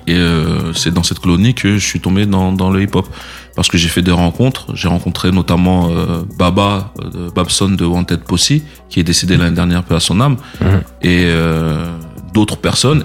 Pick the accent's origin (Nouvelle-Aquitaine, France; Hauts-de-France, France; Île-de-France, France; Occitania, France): Île-de-France, France; Les Mureaux; also born or lived in Bamako, Mali / Plaisir, France; originaire de la ville des Mureaux, dans le 78. C'est là-bas que j'ai grandi, que j'ai fait mes études